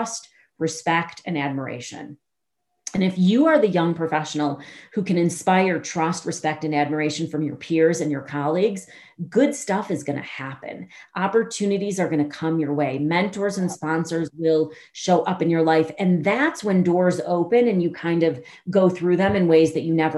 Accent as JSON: {"language": "English", "town": "Chicago", "region": "Illinois", "country": "United States", "said": "I'm from Chicago."}